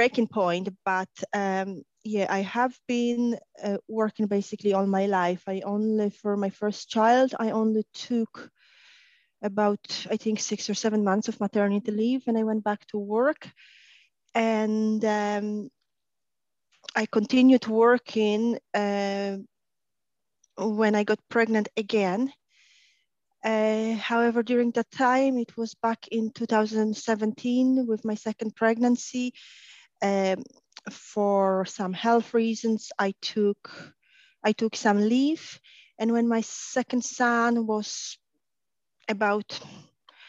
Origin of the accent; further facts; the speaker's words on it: Poland; moved away as an adult; also born or lived in Ireland / Spain / Gdynia; now in Warsaw, Poland; born and raised in Poland